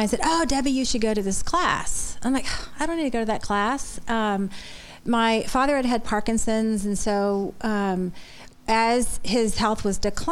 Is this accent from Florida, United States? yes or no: yes; Florida, United States; moved away; also born or lived in Boston; I was born and raised in Florida